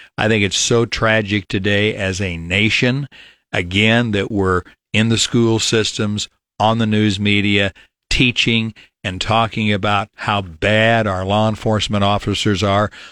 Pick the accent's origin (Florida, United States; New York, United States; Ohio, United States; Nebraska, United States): Nebraska, United States; Falls City; also born or lived in Grand Island, Nebraska; born and raised in Fall City, Nebraska, lived in Richardson County, have always voted in Nebraska.